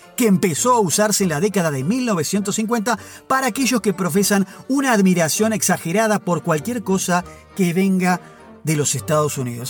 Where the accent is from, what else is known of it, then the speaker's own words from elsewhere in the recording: Buenos Aires, Argentina; en Buenos Aires somos más europeos, descendemos de los barcos